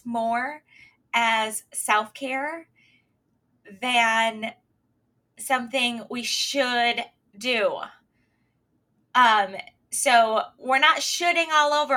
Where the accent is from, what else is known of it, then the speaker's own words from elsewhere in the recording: Michigan, United States; also born or lived in Pennsylvania; now I'm back in our home state, or my home state, Michigan